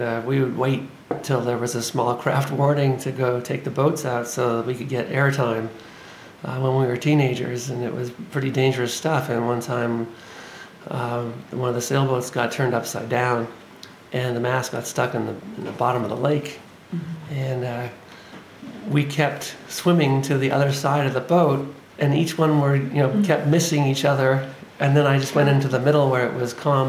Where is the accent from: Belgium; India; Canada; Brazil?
Canada; Winnipeg, Manitoba; also born or lived in Gimli, Manitoba; I grew up in the Icelandic community in Winnipeg and in Gimli